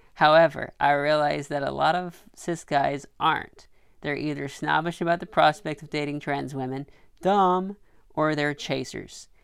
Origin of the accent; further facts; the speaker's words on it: Arkansas, United States; now in New York City, United States; I grew up in Arkansas